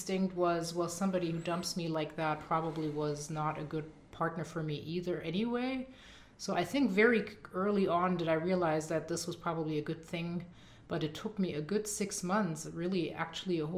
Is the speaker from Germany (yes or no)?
yes; Düsseldorf, North Rhine-Westphalia, Germany; moved away as an adult; now in United States; I grew up in Dusseldorf